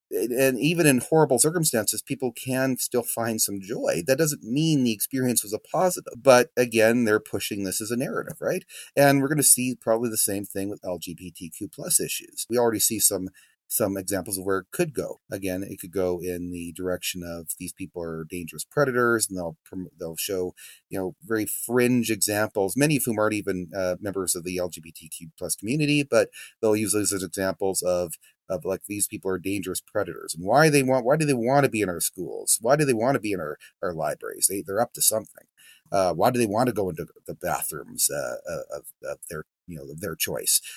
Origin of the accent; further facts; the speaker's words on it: Drumheller, Alberta, Canada; My hometown here in, in Drumheller